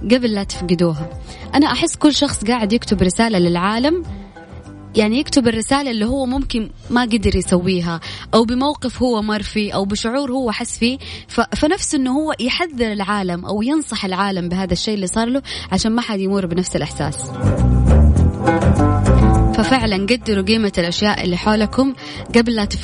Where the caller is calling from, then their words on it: Jeddah, Makkah Province, Saudi Arabia; من جدة